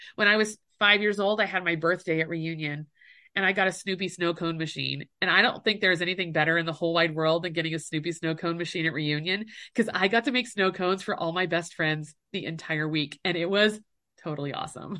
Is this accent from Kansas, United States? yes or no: yes; Mound City, Kansas, United States; moved away as an adult; also born or lived in Fort Scott, Kansas / Australia; now in Utah, United States; my hometown is Mound City, Kansas